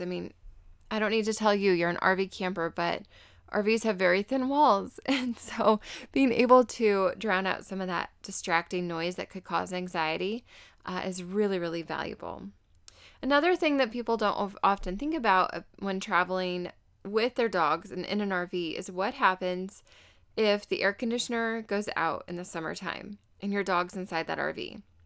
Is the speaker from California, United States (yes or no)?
no; Arizona, United States; I'm from Arizona, so I'm very aware of cactus